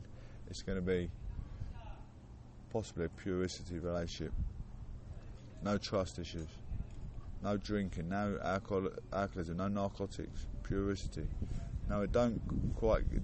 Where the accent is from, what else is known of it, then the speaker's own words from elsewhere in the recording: Clacton-on-Sea, East of England, United Kingdom; I was born and raised in Clacton-on-Sea